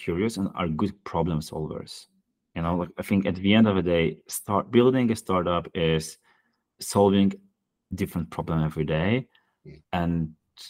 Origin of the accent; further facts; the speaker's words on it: Poland; Poland, my home country